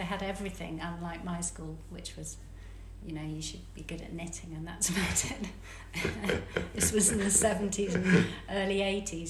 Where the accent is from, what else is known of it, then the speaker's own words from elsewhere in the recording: Devon, South West England, United Kingdom; I grew up in Devon